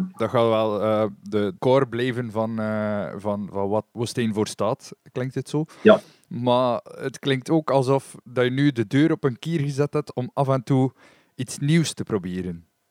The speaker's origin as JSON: {"language": "Dutch", "region": "West Flanders", "country": "Belgium", "said": "bij ons in West-Vlaanderen"}